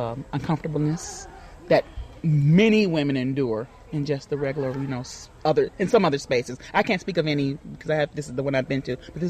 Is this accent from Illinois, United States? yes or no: yes; Chicago, Illinois, United States; I'm from Chicago, Illinois.